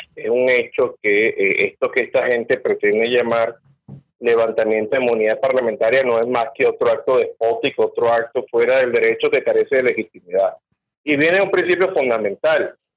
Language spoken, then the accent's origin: Spanish; Venezuela; como venezolano